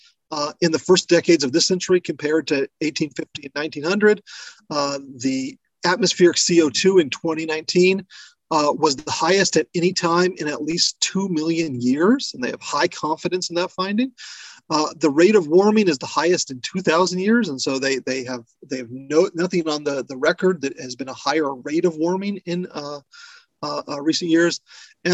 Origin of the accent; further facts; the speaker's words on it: American Southwest, United States; I come from the American Southwest, where drought is nothing novel